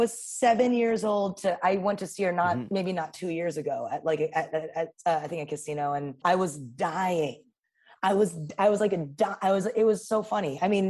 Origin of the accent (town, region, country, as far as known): New York City, New York, United States; born or raised there; moved away as an adult; now in Los Angeles, United States